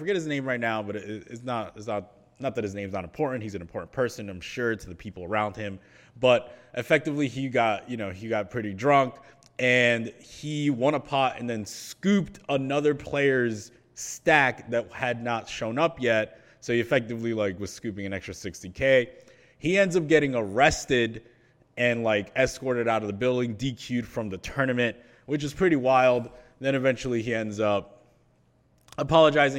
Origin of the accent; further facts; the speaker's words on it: New Jersey, United States; I'm from New Jersey